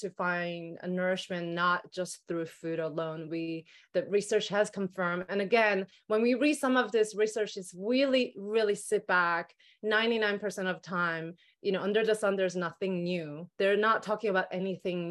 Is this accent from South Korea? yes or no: yes; South Korea; moved away; growing up in Korea